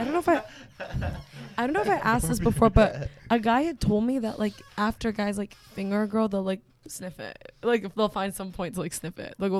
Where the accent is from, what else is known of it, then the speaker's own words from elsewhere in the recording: Canada; moved away; I'm Canadian